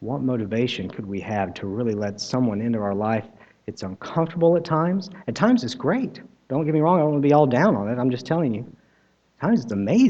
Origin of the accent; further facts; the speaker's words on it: United States; I am American